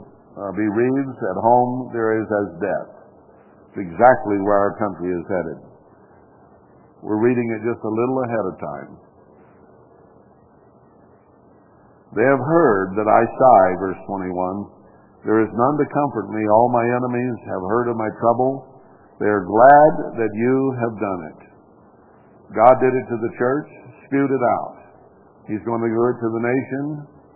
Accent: United States

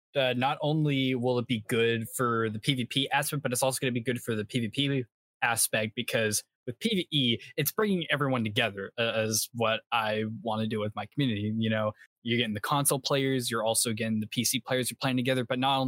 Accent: South Carolina, United States; South Carolina.

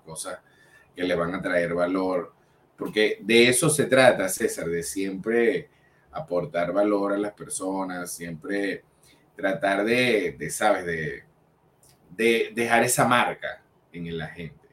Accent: Venezuela; como venezolanos creadores de contenido

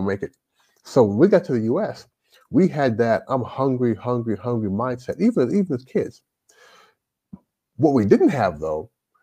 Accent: Louisville, Kentucky, United States; moved away as an adult; also born or lived in Toronto, Canada / Jamaica (ancestry) / Shenzhen, China; now in China; I grew up in Louisville, Kentucky.

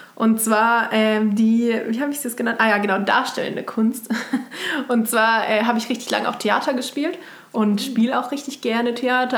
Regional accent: Baden-Württemberg, Germany; now in Kassel, Germany; ich komme aus Baden ursprünglich

